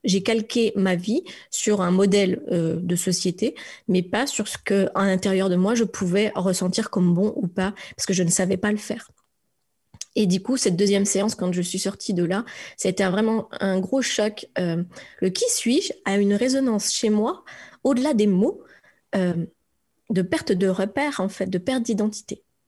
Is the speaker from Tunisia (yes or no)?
no; France; also born or lived in Strasbourg, Alsace; je suis une Frenchie. Je viens de France